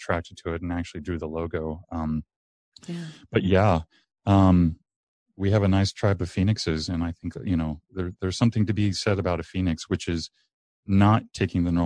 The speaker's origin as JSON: {"language": "English", "town": "Mesa", "region": "Arizona", "country": "United States", "tie": "born or raised there", "said": "I grew up in Mesa"}